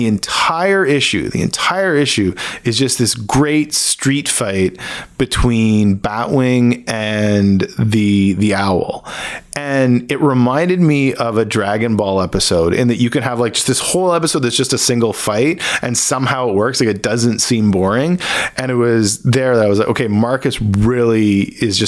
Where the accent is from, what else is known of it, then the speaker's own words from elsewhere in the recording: Hamilton, Ontario, Canada; also born or lived in Burlington, Ontario; So I grew up in Hamilton, Ontario. I was born there and I grew up in like the Hamilton, Burlington area.